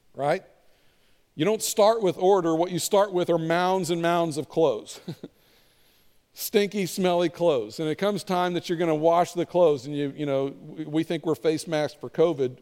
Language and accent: English; Kentucky, United States; I'm from Kentucky. We call it a sweeper